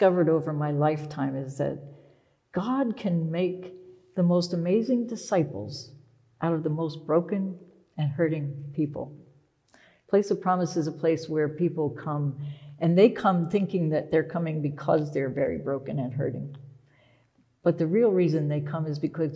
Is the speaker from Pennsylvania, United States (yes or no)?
yes; Pennsylvania, United States; moved away as an adult; also born or lived in Philadelphia; now in Boston, United States; I was born in Philadelphia, but I grew up in this little tiny town that's not even on a map, in Pennsylvania